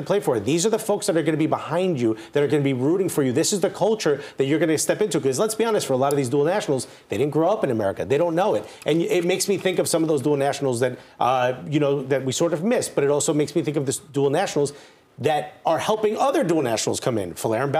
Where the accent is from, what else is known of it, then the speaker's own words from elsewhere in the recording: United States; English is a second language; I'm born and raised here. I didn't learn English until I was 9 years old